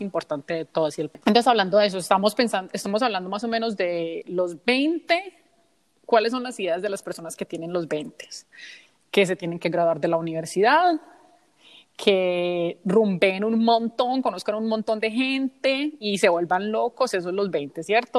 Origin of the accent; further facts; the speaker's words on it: United States; also born or lived in Colombia; he crecido en los Estados Unidos